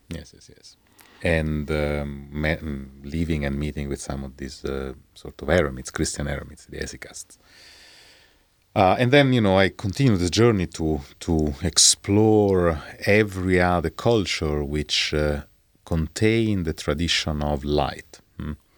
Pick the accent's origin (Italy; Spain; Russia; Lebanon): Italy; Rome, Lazio; I was born in Rome